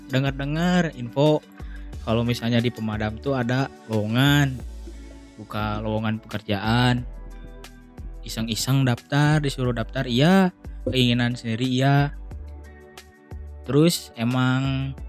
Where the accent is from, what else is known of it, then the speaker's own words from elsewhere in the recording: Bandung, West Java, Indonesia; daerah Antapani Kang.